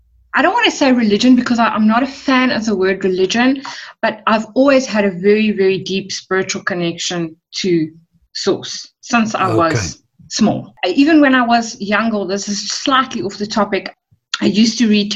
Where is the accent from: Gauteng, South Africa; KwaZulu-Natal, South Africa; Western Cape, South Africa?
Western Cape, South Africa; West Coast; first language English; also born or lived in Secunda, Mpumalanga; I'm not actually a Cape Town girl. I was born in Secunda in Mpumalanga, and we moved down to the West Coast in 97. So, yeah, we've been living in and around the West Coast since, what's 97? That's 13 years.